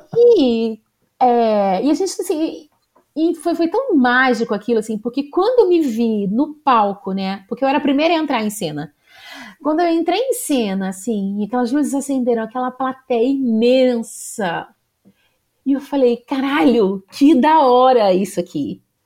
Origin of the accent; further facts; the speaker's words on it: Rio de Janeiro, Brazil; eu sou da cidade do Rio mesmo. Eu nasci no bairro Jacaré, hum. É em, na zona norte do Rio de Janeiro